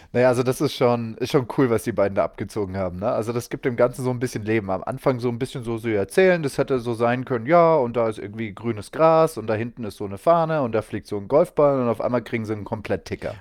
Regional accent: Munich, Bavaria, Germany; ich komme aus München

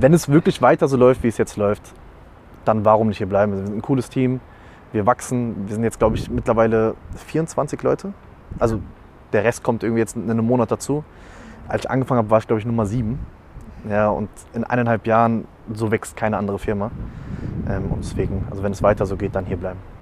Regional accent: Algarve, Portugal; now in Germany; komme ja gebürtig aus Portugal, habe ein bisschen die Familie besucht

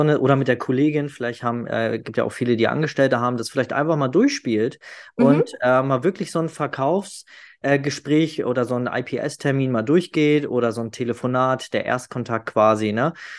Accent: the North, Northern Germany, Germany; ich komme ja aus dem Norden, da sagt man immer schnacken.

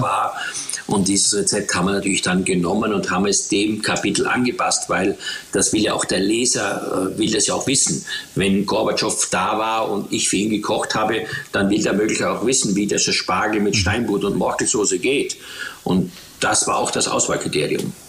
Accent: Eastern Styria, Austria; ich bin in der Oststeiermark aufgewachsen mit nichts

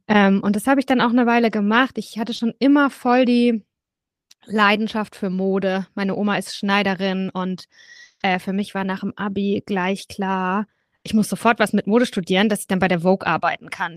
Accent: Southern Germany, Germany; ich bin aufgewachsen in Süddeutschland

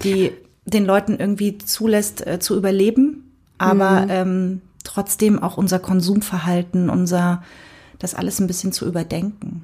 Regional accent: Cottbus, Brandenburg, Germany; ich komme ja aus Cottbus

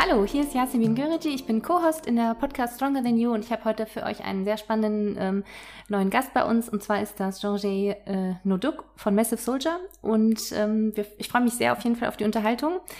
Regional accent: Cologne, North Rhine-Westphalia, Germany; Ich bin ja selbst aus Köln auch

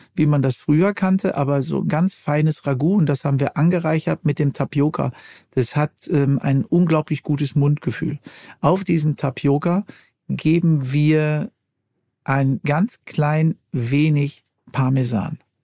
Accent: Ruhr area, North Rhine-Westphalia, Germany; ich komme ja aus dem Ruhrgebiet

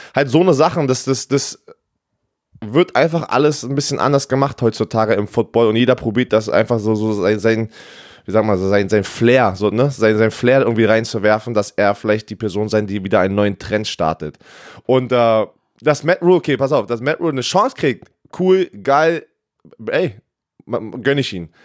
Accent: Berlin, Germany; moved away; ich bin in Berlin aufgewachsen

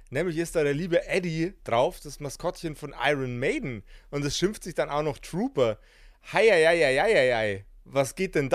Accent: Bavaria, Germany; Also ich für meinen Teil, ich bin Bayer. Deswegen ist bei mir alles äh, tatsächlich, wenn es ums Bier geht, immer so ein bisschen

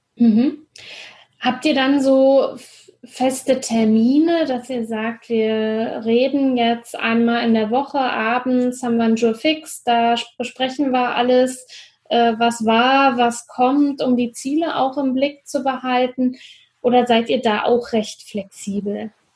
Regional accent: Brandenburg, Germany; now in Frankfurt, Germany; Berlin ist zwar nicht ganz meine Heimat, aber doch komme ich da aus dem, ähm, Brandenburger Umland

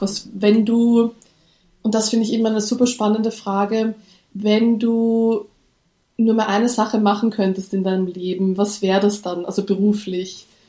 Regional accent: Austria; accent: Austrian; Ich lebe in Österreich, wie man vielleicht an meinem Akzent hört

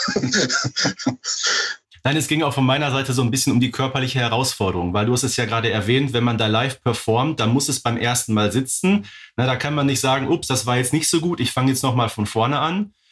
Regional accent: Ruhr area, North Rhine-Westphalia, Germany; Bei uns im Ruhrgebiet

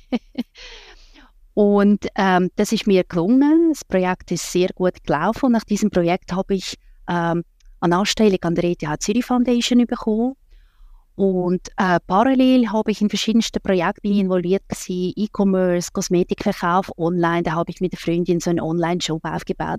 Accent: Russia; now in Switzerland; dazu mal habe ich in Russland gelebt

